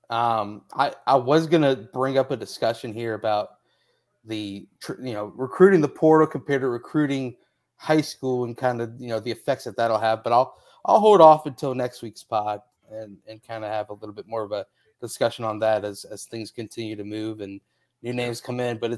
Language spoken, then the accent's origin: English; Indianapolis, Indiana, United States; I I'm from Indianapolis, so no hablo Indianapolis.